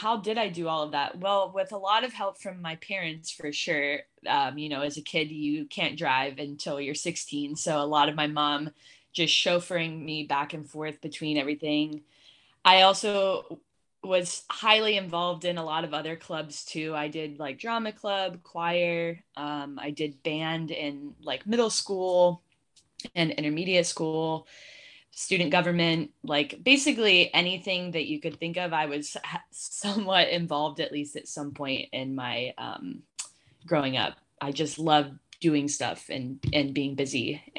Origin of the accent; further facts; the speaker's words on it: Columbus, Ohio, United States; In the Columbus area specifically, there's not that much that like really stands out to like Columbus specific.